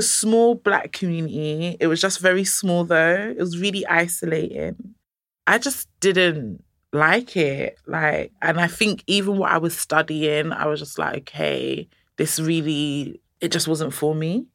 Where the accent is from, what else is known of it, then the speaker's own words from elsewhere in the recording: Nigeria; I'm Nigerian